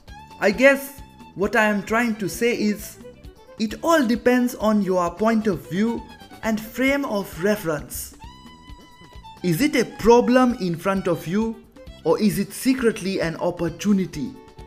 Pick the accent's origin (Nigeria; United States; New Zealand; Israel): Nigeria; born there; I was born in Nigeria, but everyone thinks I am not from this world